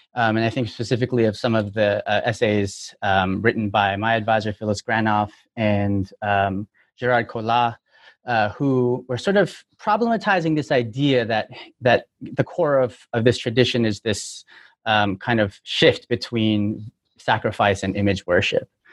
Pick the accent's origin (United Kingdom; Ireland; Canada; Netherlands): Canada; Toronto, Ontario; moved away as an adult; now in United States; I'm from Toronto, but uh, I've been in the U.S. since 2005